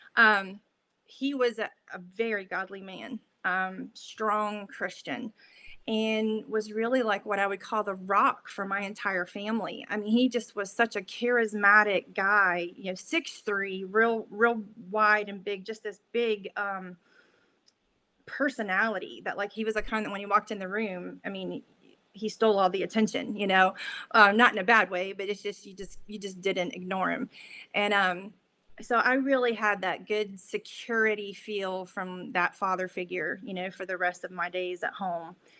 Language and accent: English; Middleburg, Florida, United States; also born or lived in Jacksonville, Florida; when I was two, we uh, moved to a little town outside of Jacksonville called Middleburg, Florida. So, that is where I spent all of my days uh, growing up